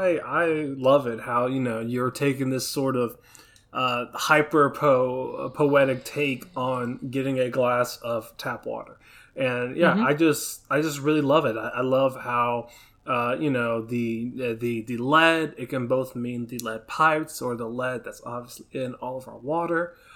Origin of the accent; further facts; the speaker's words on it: Pflugerville, Texas, United States; especially like me growing up in Pflugerville. Me and my friends did some of the same.